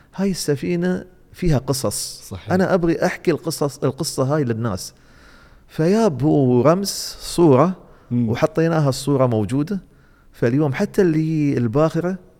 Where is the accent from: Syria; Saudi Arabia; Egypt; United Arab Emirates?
United Arab Emirates; Dubai; عندنا في دبي